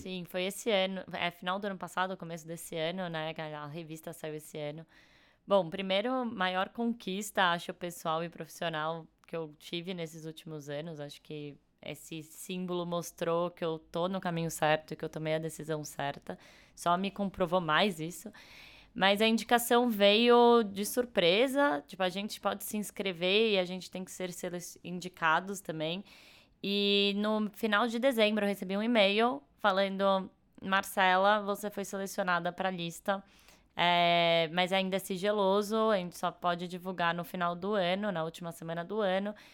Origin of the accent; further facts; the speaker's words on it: São Paulo, Brazil; sou de São Paulo, nasci e morei aqui a vida inteira